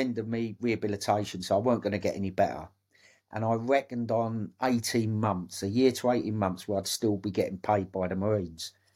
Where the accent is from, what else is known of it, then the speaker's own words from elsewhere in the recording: Dagenham, London, United Kingdom; I was bought, born and brought up in Dagenham.